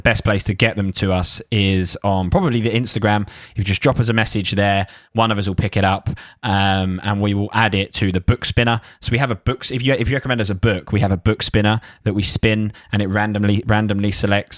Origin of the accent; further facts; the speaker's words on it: Essex, East of England, United Kingdom; I used to work in a Lacoste shop in, in, in Lakeside in Essex. So, shows you, shows you where I'm from